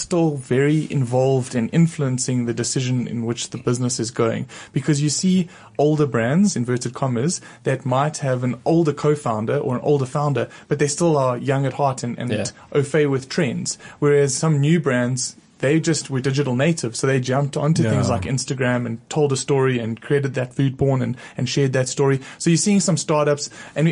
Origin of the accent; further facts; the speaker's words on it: South Africa; accent: South African; I have an accent because I'm from South Africa